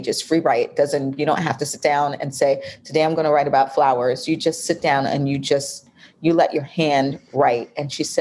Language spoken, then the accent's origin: English; New York, United States; now in Atlanta, United States; I'm from New York